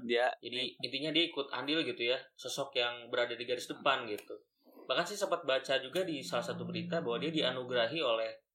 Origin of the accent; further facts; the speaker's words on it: Bandung, West Java, Indonesia; saya dari SMA 5 Bandung